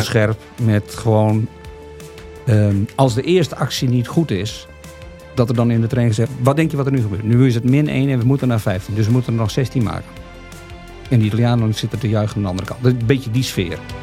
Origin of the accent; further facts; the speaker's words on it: Friesland, Netherlands; En ik kom uit Friesland